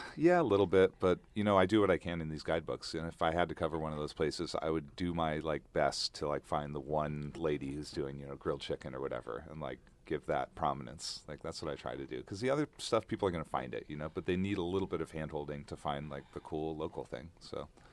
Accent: Oregon, United States; moved away as an adult; also born or lived in Bangkok, Thailand; now in Thailand; I grew up in Oregon, so I grew up hiking, camping

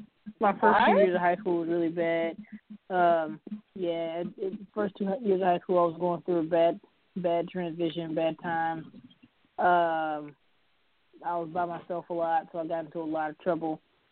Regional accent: Chicago, Illinois, United States; I grew up in Chicago, and I went to a school in a South Chicago suburb

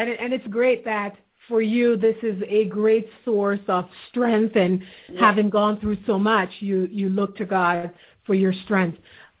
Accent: Jamaica; I'm from Jamaica as well

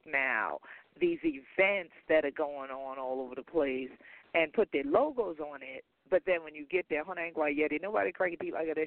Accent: Gullah/Geechee coast, United States; We be Gullah Geechee

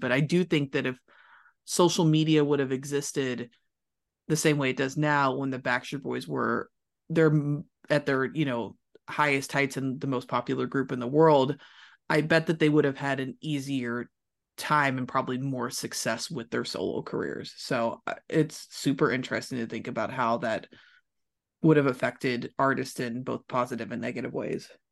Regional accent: Louisville, Kentucky, United States; moved away as an adult; also born or lived in Los Angeles; I'm from Louisville, Kentucky, not necessarily like a music industry mecca, but I did everything I could to get the most experience I could in that city before I moved to a new city to grow my career. So I went to high school and middle school there

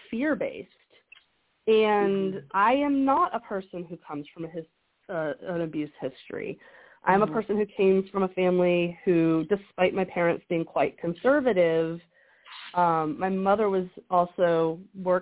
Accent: the South, United States; I grew up in the South, and so there's a lot of evangelical purity culture around

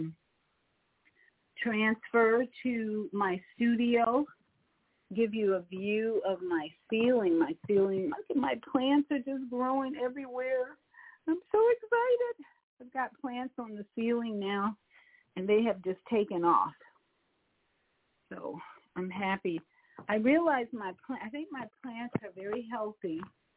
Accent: Chicago, Illinois, United States; also born or lived in Orlando, Florida; now in Florida, United States; my hometown of Chicago

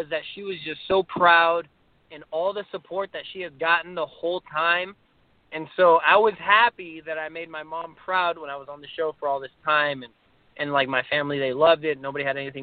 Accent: Slidell, Louisiana, United States; I'm literally nobody from Slidell

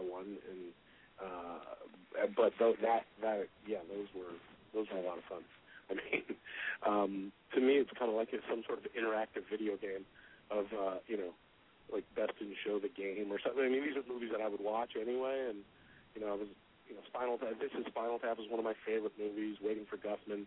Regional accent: just outside of Vancouver, British Columbia, Canada; I grew up just outside of Vancouver, Canada

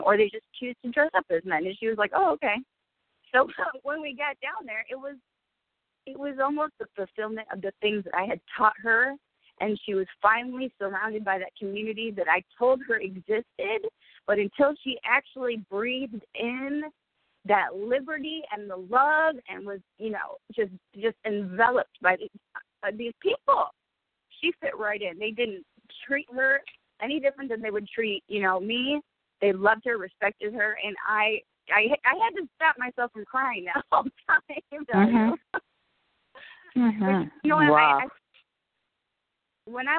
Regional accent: Ann Arbor, Michigan, United States; I am from Ann Arbor

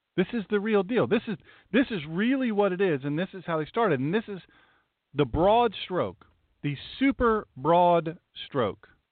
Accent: the South, United States; accent: southern; my southern accent

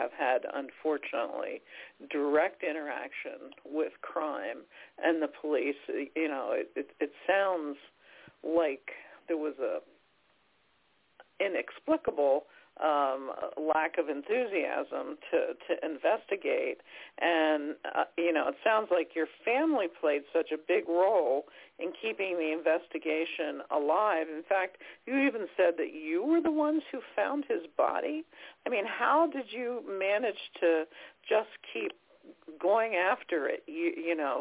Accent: Franklin County, Pennsylvania, United States; I'm from Franklin County too

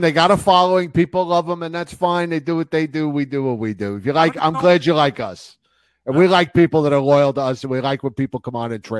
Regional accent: New Jersey, United States; now in Pennsylvania, United States; I'm originally from New Jersey.

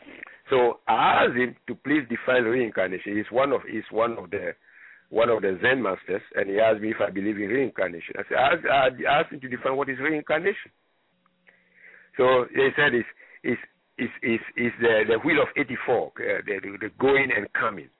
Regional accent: Libreville, Estuaire, Gabon; moved away; I grew up in Libreville, Gabon

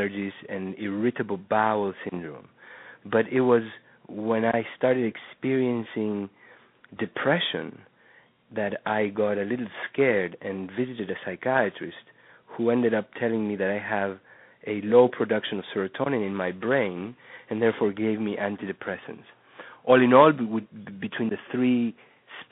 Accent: Uruguay; moved away as an adult; also born or lived in New York; I was born in Uruguay where I grew up and went to medical school

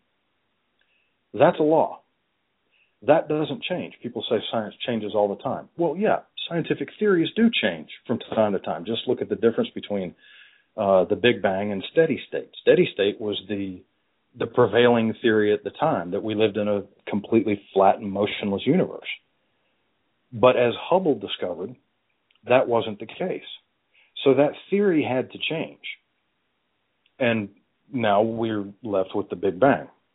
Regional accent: United States; I am an American and Christianity is the predominant religion here

